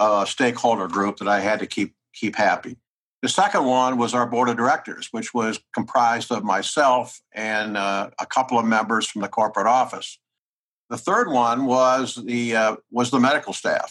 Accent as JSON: {"language": "English", "region": "Midwest of the United States", "country": "United States", "tie": "born or raised there"}